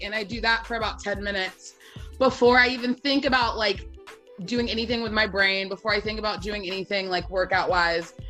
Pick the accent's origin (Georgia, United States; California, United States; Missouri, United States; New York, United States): Georgia, United States; Atlanta; also born or lived in Knoxville, Tennessee; I am originally from Atlanta, Georgia